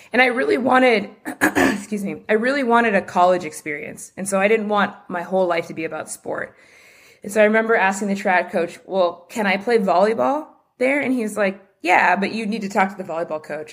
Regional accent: Los Angeles, California, United States; I grew up just near Dodger Stadium, not far from downtown L A in, in Mount Washington

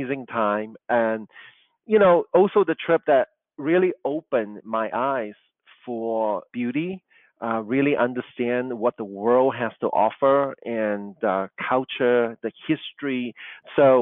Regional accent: Kuala Lumpur, Malaysia; English is a second language; moved away; also born or lived in Chicago; Growing up in Kuala Lumpur, I was not surrounded by beautiful architecture, classical architecture

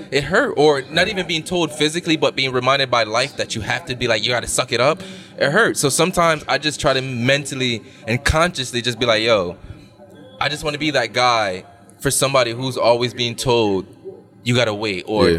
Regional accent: Jamaica; I'm a man where, as a Jamaican man, right.

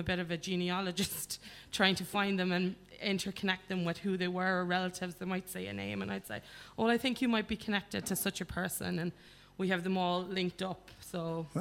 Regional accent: Achill Island, Connacht, Ireland; also born or lived in Cleveland, Ohio; I went to school here in Achill

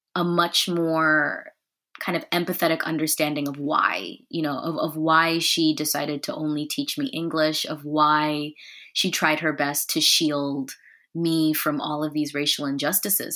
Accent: Columbia, Missouri, United States; I grew up in Columbia, Missouri, so not super far away from where I'm living now.

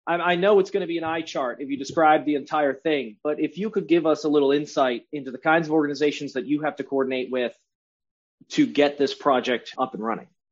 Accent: Cleveland, Ohio, United States; I'm from Cleveland

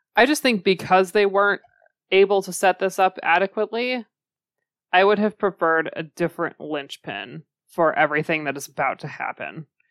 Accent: United States; we're from the United States

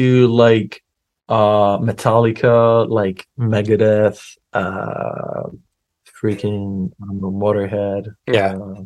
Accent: Athens, Attica, Greece; moved away as an adult; now in Newcastle, United Kingdom; I'm not originally from Newcastle. I'm actually from Greece.

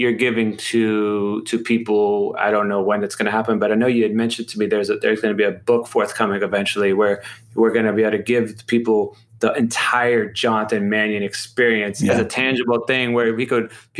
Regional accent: Ohio, United States; moved away as an adult; now in New York, United States; I'm from Ohio originally as well

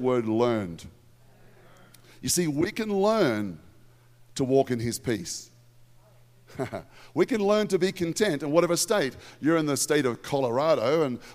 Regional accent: Australia; in Australia, we have the word fair dinkum

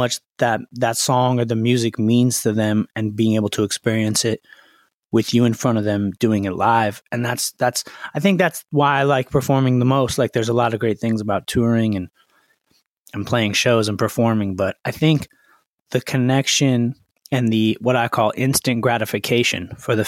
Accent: Los Angeles, California, United States; I was born and raised in Los Angeles, in the Valley, Studio City.

